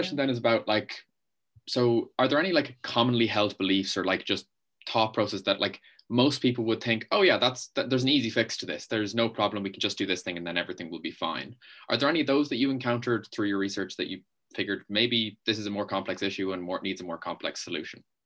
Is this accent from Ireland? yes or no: yes; Ireland; I'm from Ireland.